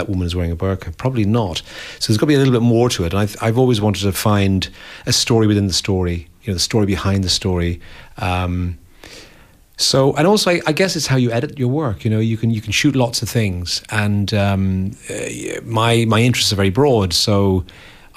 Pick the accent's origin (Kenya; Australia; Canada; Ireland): Ireland; Dublin, Leinster; moved away as an adult; also born or lived in America / London; I grew up in Dublin and 60s, 70s